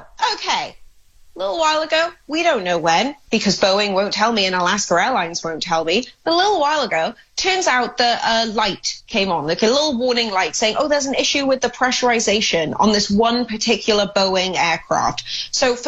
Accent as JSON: {"language": "English", "region": "Wales", "country": "United Kingdom", "moved": "yes", "lives_now": "United States", "said": "I, being a European, being Welsh"}